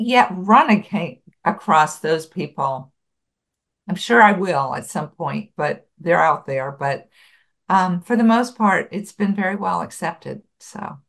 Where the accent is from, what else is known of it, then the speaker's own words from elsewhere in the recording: Buffalo, New York, United States; moved away; I grew up in Buffalo, New York